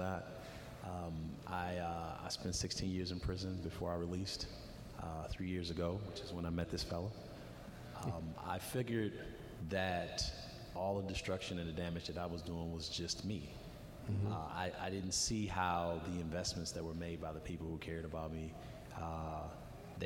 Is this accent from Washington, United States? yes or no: no; Racine, Wisconsin, United States; me growing up in Racine